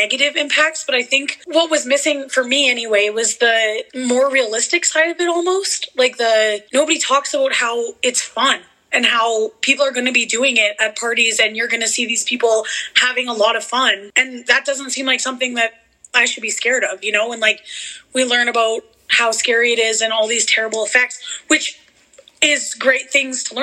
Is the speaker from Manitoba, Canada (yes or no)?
yes; a small town in Manitoba, Canada; moved away as an adult; now in Alberta, Canada; I did grow up with Brooklyn in a small town in Manitoba, and now I live in Alberta